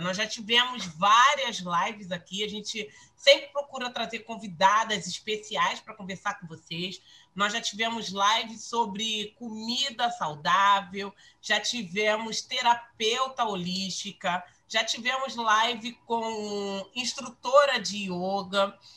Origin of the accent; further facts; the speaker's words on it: Rio de Janeiro, Brazil; eu sou uma carioca da gema